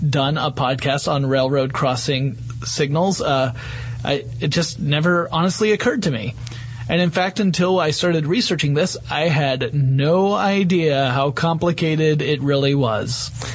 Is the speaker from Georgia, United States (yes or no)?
yes; northern Georgia, United States; accent: deep southern; northern Georgia, which is where I grew up